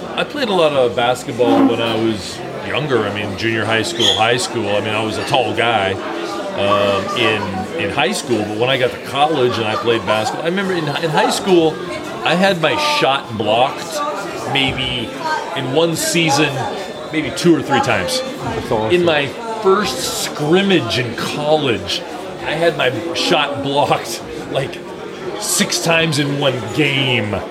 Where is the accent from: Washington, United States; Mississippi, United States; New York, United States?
Washington, United States; Seattle; Being from Seattle